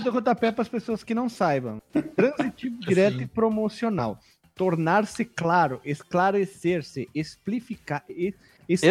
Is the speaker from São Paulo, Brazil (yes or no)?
no; interior of Paraná, Brazil; nós somos do interior do Paraná